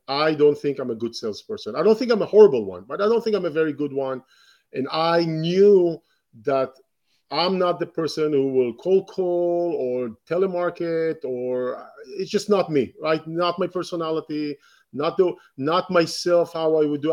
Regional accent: Israel; moved away; I was born in Israel, and grew up in Israel

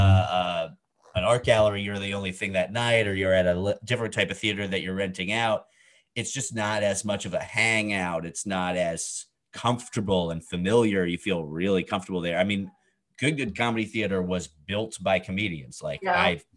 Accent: New York, United States; first language English; a Jew from New York

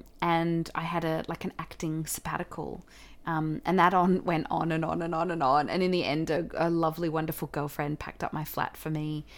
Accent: Australia; accent: Australian; I had this audition for Anzac Girls back here in Australia. So I had to relearn my Australian accent.

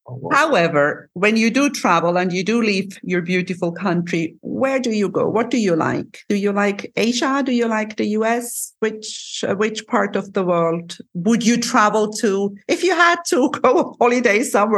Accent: Cyprus; I come from Cyprus, they come from Switzerland.

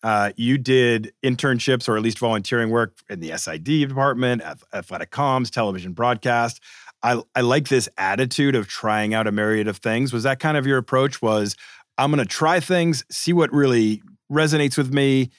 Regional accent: Boston, Massachusetts, United States; I'm from Boston.

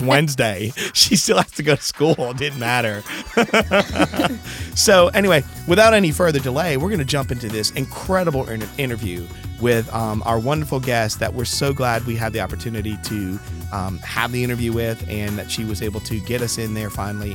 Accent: Connecticut, United States; I am from Connecticut. I've always been a New England guy

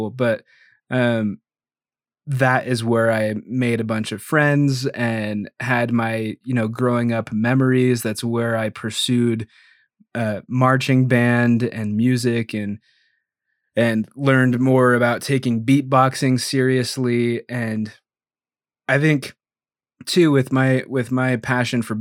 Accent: Idaho, United States; also born or lived in Greeley, Colorado / Utah / Oregon; I was born in Greeley, Colorado, outside of Denver. Uh, lived there till I was like nine or 10, and then bounced a little bit through like Utah, Idaho, and Oregon. But I have been in Idaho most of the time

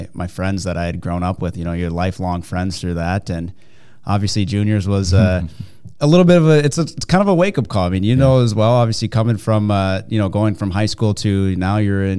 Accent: Minnesota, United States; growing up in Minnesota

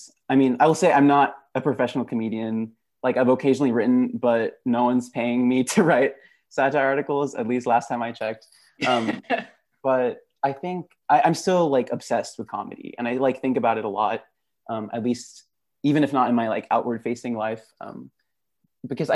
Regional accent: Dallas, Texas, United States; moved away as an adult; also born or lived in Gujarat (ancestry); now in Stanford, United States; I am Gujarati, a second generation immigrant, actually originally from Texas, from the Dallas area

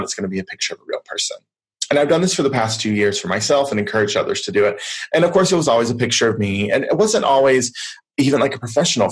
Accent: the South, United States; I grew up in the South here in the US

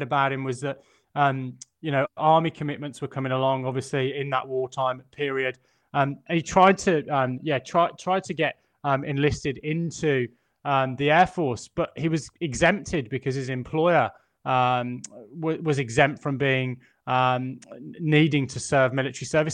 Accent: England, United Kingdom; as an Englishman

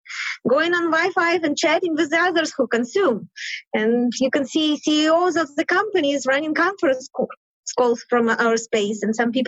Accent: Ukraine; moved away as an adult; now in Denver, United States; I'm from Ukraine. Came here in 1990.

